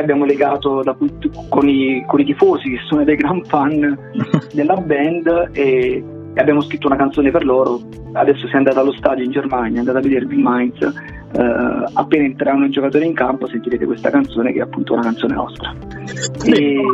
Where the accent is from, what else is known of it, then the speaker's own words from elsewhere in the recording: Caserta, Campania, Italy; qui a Caserta, che noi siamo di Caserta e siamo una delle poche band terrone